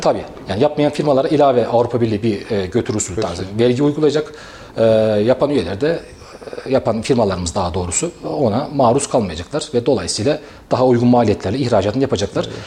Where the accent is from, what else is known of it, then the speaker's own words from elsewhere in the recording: Kayseri, Kayseri Province, Turkey; moved away as an adult; also born or lived in İncesu / Ankara / İzmir / Samsun; 84 Kayseri doğumluyum. Esa aslen İncesu'luyum. İncesu doğumluyum. Ee, ilk ve orta öğrenimi e, Kayseri'de tamamladım